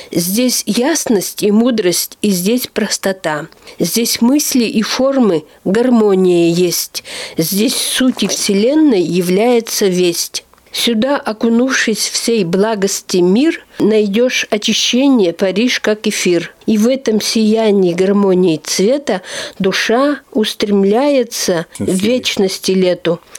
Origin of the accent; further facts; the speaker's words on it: Nylga, Udmurtia, Russia; born there; also born or lived in Izhevsk; да, я родилась в Ижевске. Считается но оказывается, я родилась в Нылге.